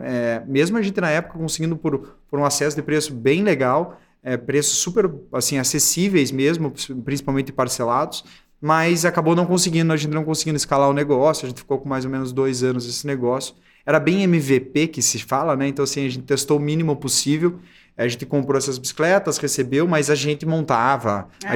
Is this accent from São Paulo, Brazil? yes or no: no; Curitiba, Paraná, Brazil; sou de Curitiba